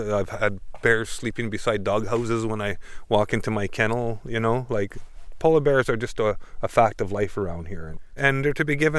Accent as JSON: {"language": "English", "town": "Churchill", "region": "Manitoba", "country": "Canada", "tie": "born or raised there", "said": "I grew up in Churchill in the 60s and the 70s"}